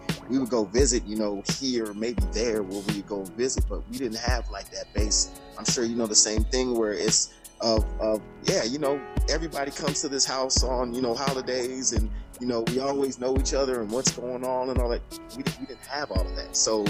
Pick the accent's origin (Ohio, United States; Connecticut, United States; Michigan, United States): Ohio, United States; Shaker Heights; also born or lived in Alaska; I did a lot of growing up in Shaker Heights. When we moved down, I thought coming from Alaska to Ohio